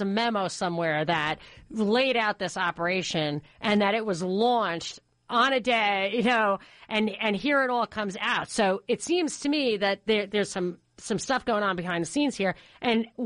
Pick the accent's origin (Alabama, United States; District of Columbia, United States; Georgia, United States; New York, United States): New York, United States; I grew up in New York